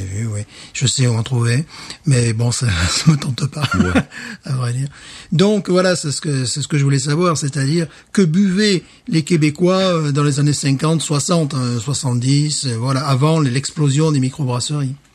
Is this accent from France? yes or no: yes; Alès, Occitania, France; moved away; ma ville natale, à Alès